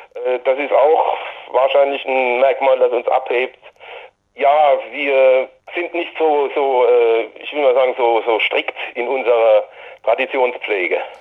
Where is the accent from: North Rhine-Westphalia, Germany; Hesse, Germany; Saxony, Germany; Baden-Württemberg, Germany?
Baden-Württemberg, Germany; Hirschberg an der Bergstraße; in meinem Heimatort und unserem Gründungsort in Hirschberg an der Bergstraße